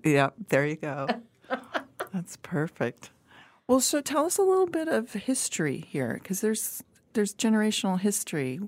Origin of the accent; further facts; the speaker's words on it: Colorado, United States; now in Kansas City, United States; I grew up in Colorado